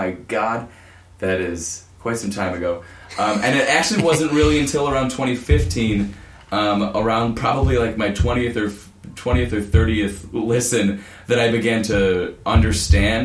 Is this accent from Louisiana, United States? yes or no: no; Greenfield, Wisconsin, United States; I'm from Greenfield, Wisconsin